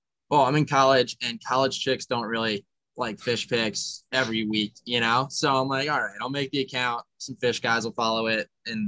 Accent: New Jersey, United States; I'm from Jersey.

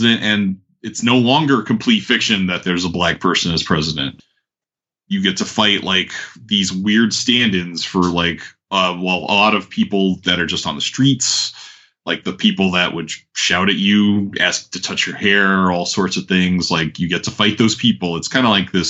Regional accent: New York, United States; moved away as an adult; now in Atlanta, United States; I'm from New York, and originally biracial kid who grew up with a white mom, looking different in a lot of different neighborhoods

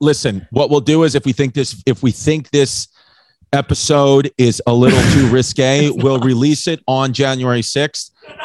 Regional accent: New York City, New York, United States; Brooklyn, Queens.

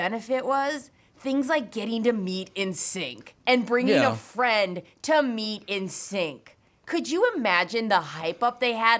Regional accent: Williston, North Dakota, United States; We were from Williston, North Dakota

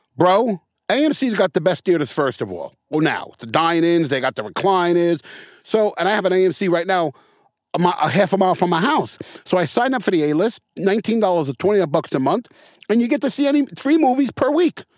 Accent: New York City, New York, United States; also born or lived in Santa Monica; now in Long Beach, United States; I grew up in the Bronx.

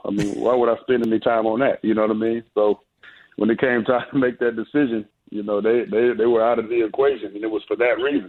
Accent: Ohio, United States; Yes, I grew up in Ohio, and my older brother was a big time Michigan fan

